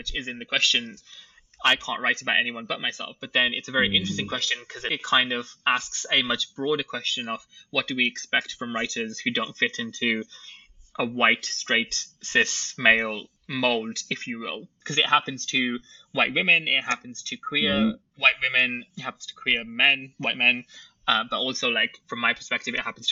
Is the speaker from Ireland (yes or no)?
no; United Kingdom; I was born in Britain. I consider myself to be British, but I also consider myself to be Pakistani and Muslim